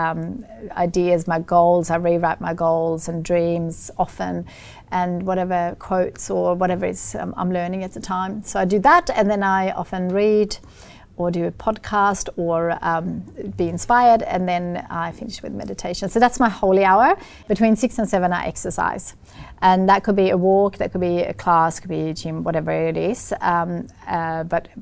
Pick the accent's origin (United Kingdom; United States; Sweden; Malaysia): Sweden; accent: Swedish; English is a second language; moved away; I grew up in Sweden in a very lovely family farm